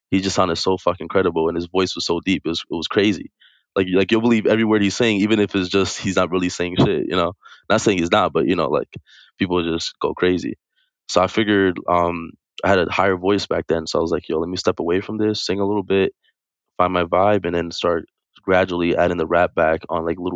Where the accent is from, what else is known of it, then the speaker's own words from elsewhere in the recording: Brooklyn, New York, United States; also born or lived in Pennsylvania / Bronx; Yeah, most of my life, yeah, moved moved around Pennsylvania, Bronx, uh, Brooklyn.